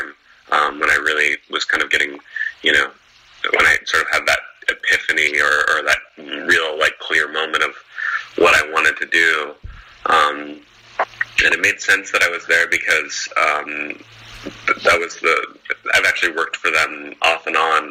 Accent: Portland, Oregon, United States; also born or lived in Eugene, Oregon; now in Los Angeles, United States; Growing up in Portland, Oregon, and going to school in Eugene

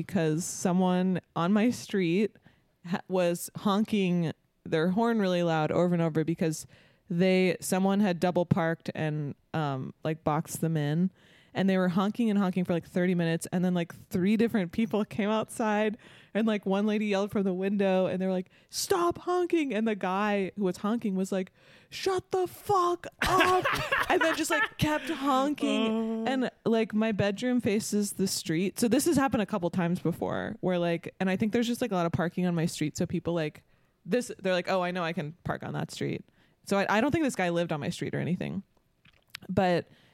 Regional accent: California, United States; moved away; I am from California

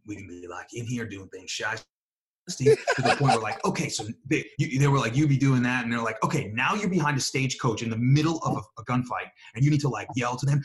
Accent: New York, United States; accent: a little New York; moved away; my regular accent, which is like a little New York

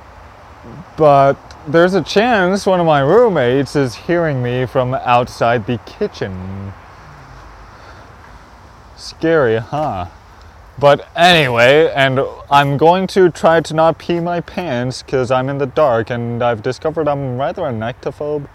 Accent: Canada; I'm a Canadian

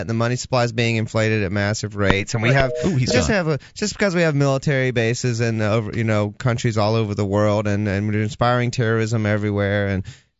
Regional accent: Atlanta, Georgia, United States; moved away as an adult; also born or lived in Los Angeles, United States; now in New Hampshire, United States; I had just moved back to my hometown of Atlanta after living in L.A. for 8 years

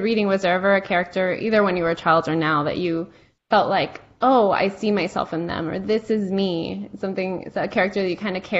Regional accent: Miami, Florida, United States; I'm Cuban American. Even though I was raised in the States, I didn't get the American experience fully because I was in Miami.

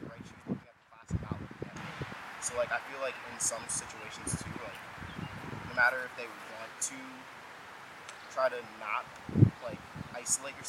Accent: Morristown, United States; I grew up in Morristown

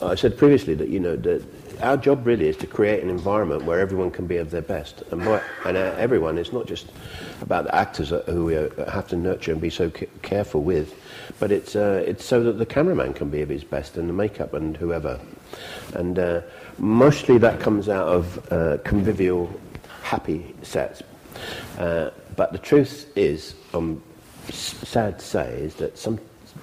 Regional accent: England, United Kingdom; I'm English

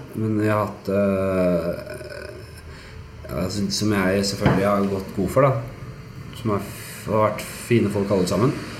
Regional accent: Oslo, Norway; Og vi vokste opp i Granstveien på Bekkelaget og hadde det jævlig ålreit der.

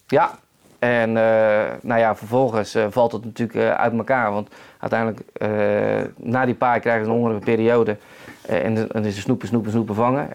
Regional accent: Netherlands; wij als Nederlanders

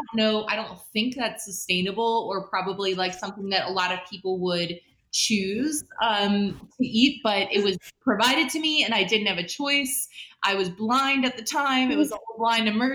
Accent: West Side, Midwest, United States; also born or lived in Chicago / Baltimore; I grew up on the West Side

